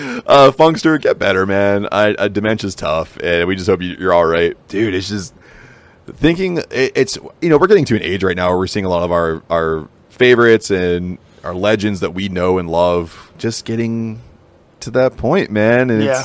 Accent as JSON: {"language": "English", "town": "Pittsburgh", "region": "Pennsylvania", "country": "United States", "accent": "Pittsburgh", "said": "I'm going to get my Pittsburgh accent out of the way here."}